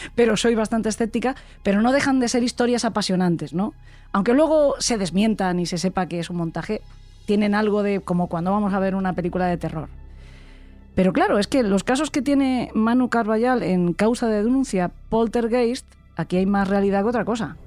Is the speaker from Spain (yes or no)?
yes; San Vicente del Raspeig, Valencian Community, Spain; Yo soy de Alicante, … también. De hecho, somos los dos de San Vicente del Raspey